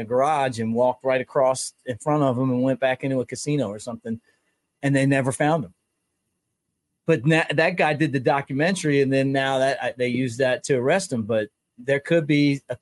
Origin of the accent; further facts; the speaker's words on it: Baltimore, Maryland, United States; I'm from Baltimore